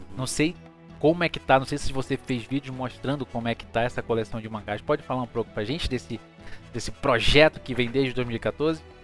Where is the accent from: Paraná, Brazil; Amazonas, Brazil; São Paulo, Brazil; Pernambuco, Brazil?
Amazonas, Brazil; Manaus; eu sou de Manaus